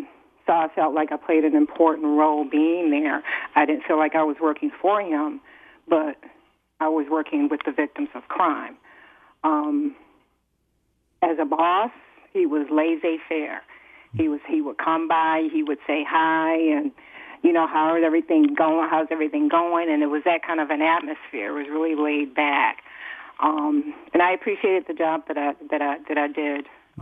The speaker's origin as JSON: {"language": "English", "town": "Detroit", "region": "Michigan", "country": "United States", "tie": "born or raised there", "said": "I grew up in Detroit, so I grew up hearing everything"}